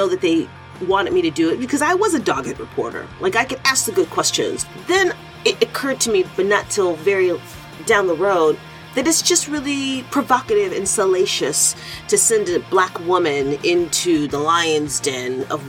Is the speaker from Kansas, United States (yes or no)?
no; Detroit, Michigan, United States; moved away as an adult; now in Cincinnati, United States; I grew up in Detroit. I moved to Cincinnati in 1996.